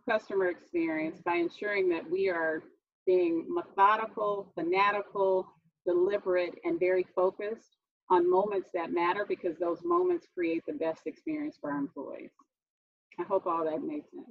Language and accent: English; Houston, Texas, United States; I'm from Houston, Texas. I'm in Houston right now